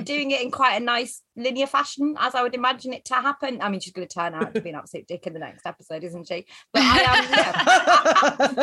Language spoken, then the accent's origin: English; the north of England, United Kingdom; we grew up in Northern England and it's industrial